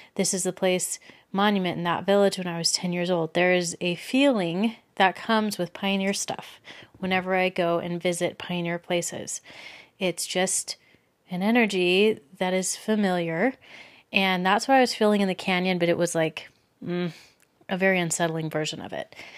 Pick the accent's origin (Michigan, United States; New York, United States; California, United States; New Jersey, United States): California, United States; Los Angeles; moved away as an adult; also born or lived in Belgium / Texas; now in Utah, United States; I grew up in Southern California in the L A area. I lived there up until I was twenty-one